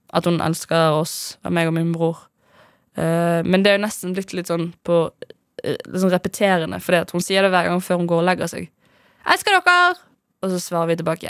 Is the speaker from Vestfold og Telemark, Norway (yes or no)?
no; Bergen, Vestland, Norway; moved away; hjemme i Bergen, da jeg bodde der.